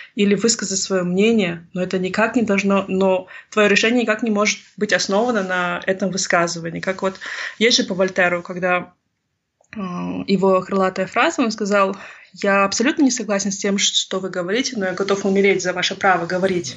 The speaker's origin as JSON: {"language": "Russian", "area": "Tselinograd Region", "region": "Akmola Region", "country": "Kazakhstan", "tie": "born or raised there", "also_born_or_lived": "Singapore", "first_language": "Russian", "moved": "as an adult", "said": "я сама уроженка Целиноградской области и выросла в окружении русских"}